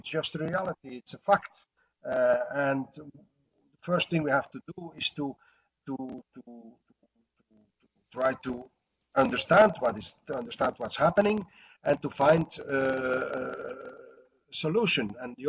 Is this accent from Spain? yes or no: no; Antwerp, Flanders, Belgium; first language Dutch; English is a second language; In my hometown, city of Antwerp, the second biggest harbor of Europe